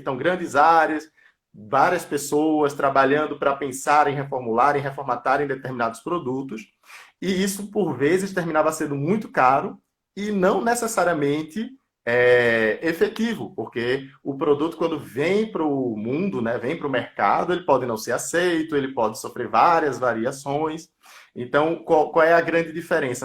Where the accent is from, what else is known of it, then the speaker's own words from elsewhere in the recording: Recife, Pernambuco, Brazil; moved away as an adult; now in São Paulo, Brazil; sou lá de Pernambuco, de Recife. Atualmente não moro na minha cidade natal, moro em São Paulo